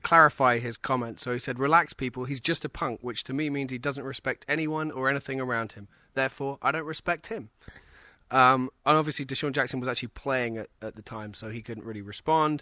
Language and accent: English; Oxford, South East England, United Kingdom; moved away as an adult; now in United States; my hometown of Oxford.